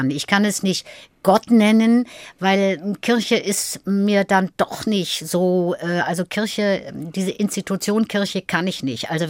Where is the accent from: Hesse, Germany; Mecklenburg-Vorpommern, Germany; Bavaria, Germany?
Mecklenburg-Vorpommern, Germany; Schwerin; now in Berlin, Germany; Ich komme aus Schwerin und denke immer, Seenplatte fehlt.